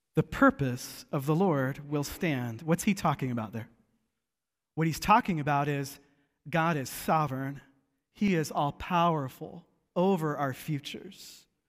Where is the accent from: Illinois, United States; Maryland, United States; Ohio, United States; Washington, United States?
Washington, United States; Seattle; growing up in Seattle